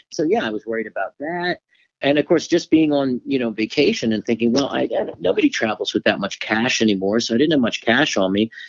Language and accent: English; Florida, United States; I'm from Florida originally